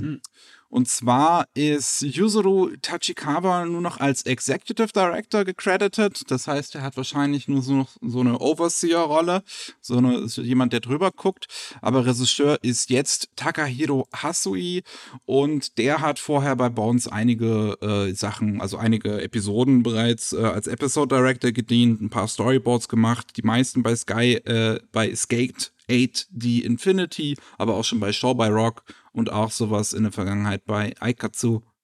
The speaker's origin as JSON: {"language": "German", "country": "Germany", "said": "bei uns in Deutschland."}